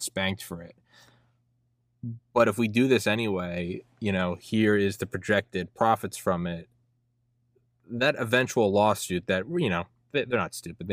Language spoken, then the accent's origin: English; New England, United States; I remember growing up watching, I'm from New England, I always remember watching like Red Sox, Yankees games